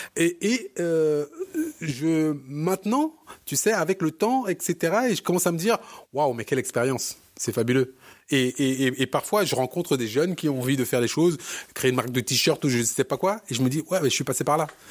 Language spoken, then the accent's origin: French; Cameroon; moi, je, je viens du Cameroun